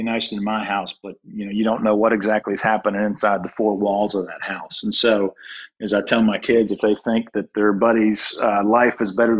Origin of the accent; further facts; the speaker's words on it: Durham, North Carolina, United States; I grew up in Durham.